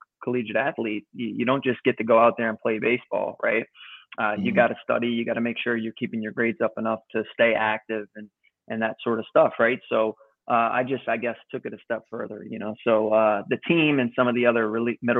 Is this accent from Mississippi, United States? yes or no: no; Louisiana, United States; I was born and raised in Louisiana